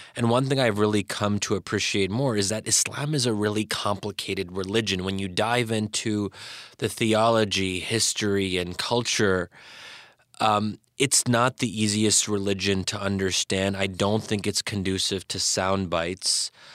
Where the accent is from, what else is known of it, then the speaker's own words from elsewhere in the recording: United States; those of us who had grown up in America